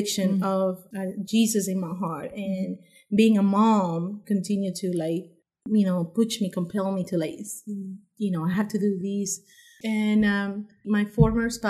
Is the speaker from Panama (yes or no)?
yes; Panama; moved away as an adult; also born or lived in Washington, D.C., United States; now in Harrisonburg, United States; I'm from Panama